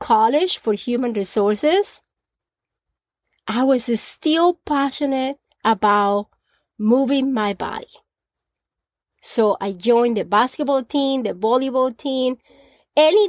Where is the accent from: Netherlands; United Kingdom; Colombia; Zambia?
Colombia; Growing up in Colombia, at the age of 16